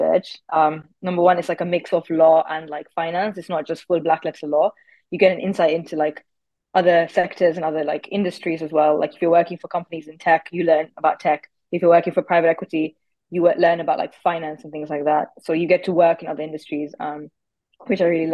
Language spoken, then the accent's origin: English; Nairobi, Kenya; moved away as an adult; also born or lived in Cambridge, United Kingdom; now in United Kingdom; I'm originally from Nairobi, Kenya, where I completed my high school education